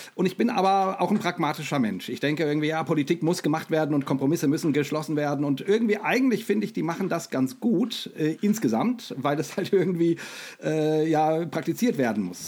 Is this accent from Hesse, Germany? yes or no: yes; Rhine-Main area, Hesse, Germany; ich bin mit Startbahn West aufgewachsen. Ne? Ähm, ähm ich ich komme ja aus dem, aus dem Rhein-Main-Gebiet